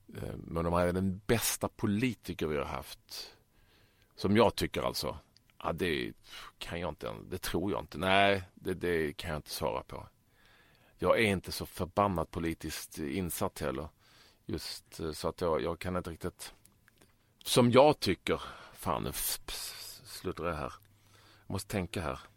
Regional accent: Malmö, Skåne, Sweden; jag är ju bördig från Malmö och uppväxt där

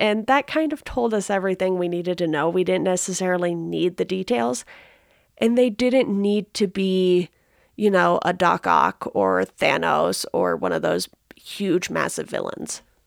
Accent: Southern California, United States; growing up in Southern California

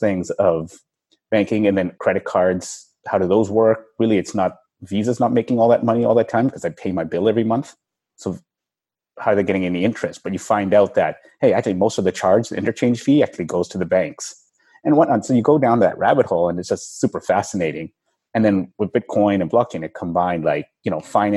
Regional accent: Vancouver, British Columbia, Canada; moved away; I'm from Vancouver originally

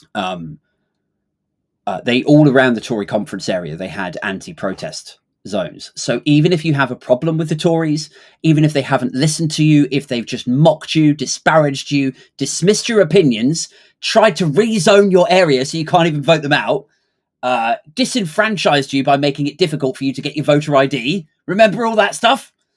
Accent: United Kingdom; it's hard enough to be taken seriously as a Brit these days

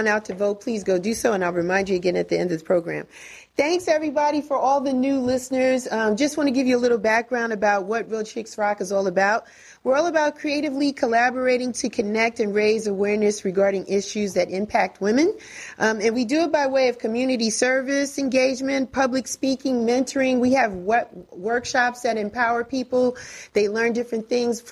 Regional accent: Northeast, United States; now in Atlanta, United States; I'm from the Northeast

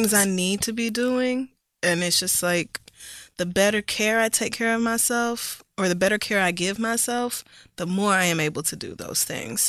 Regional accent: the Bible Belt, United States; growing up in the Bible Belt with conservative family

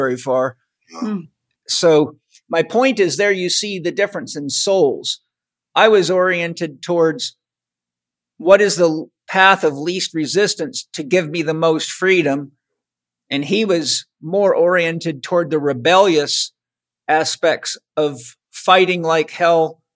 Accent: Vancouver Island, British Columbia, Canada; I grew up on Vancouver Island

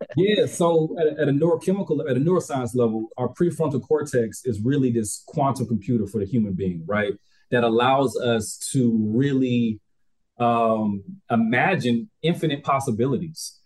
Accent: Albany, Georgia, United States; moved away; also born or lived in Japan; I'm still from Albany, Georgia

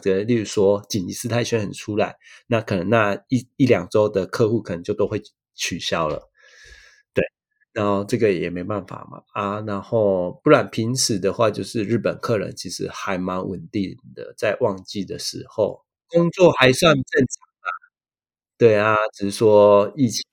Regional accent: Taiwan; moved away as an adult; now in Miyagi, Japan; 我小时候看到的东西跟日本人不一样，然后还有 台湾跟日本的文化有一些一样的东西

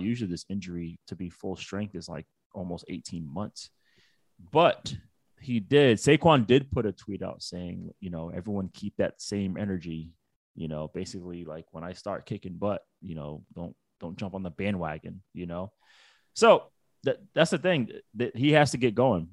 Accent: New England, United States; I'm from New England

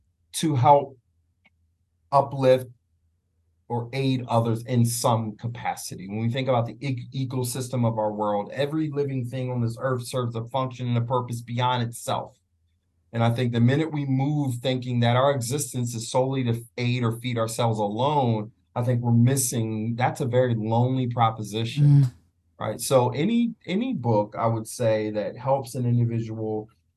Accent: Philadelphia, Pennsylvania, United States; now in Atlanta, United States; I was born and raised in Philly

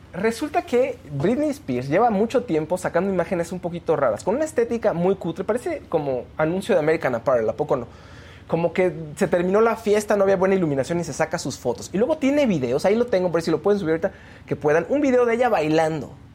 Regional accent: Mexico; nosotros como mexicanos

